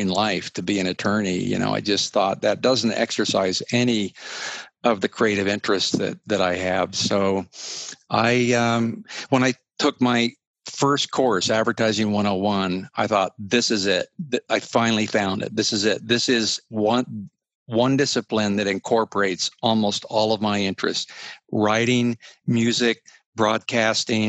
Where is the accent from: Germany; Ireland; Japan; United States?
United States; Utah; I'm a Western kid, you know, born and raised in Utah